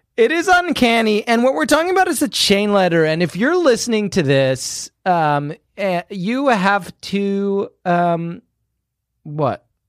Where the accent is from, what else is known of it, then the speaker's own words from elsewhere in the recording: United Kingdom; moved away; in my home country, we do burn Guy Fawkes in effigy every year